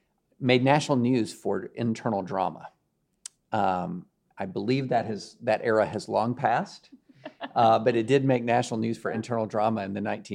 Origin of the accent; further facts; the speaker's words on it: Kentucky, United States; I grew up in Kentucky, where we pronounce words phonetically.